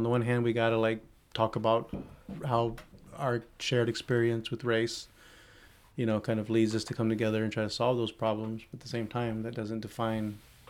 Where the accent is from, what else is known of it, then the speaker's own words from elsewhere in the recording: Southeast Texas, United States; multi-generational Mexican American. Like, I don't speak fluid Spanish. I grew up in the suburbs around a lot of white folks.